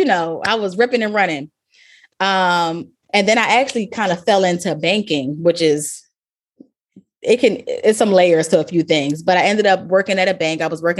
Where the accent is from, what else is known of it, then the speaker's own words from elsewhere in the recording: Baltimore, Maryland, United States; I grew up in Baltimore, even though I said a bunch of different places where I've been, but most of, I claim Baltimore as my home.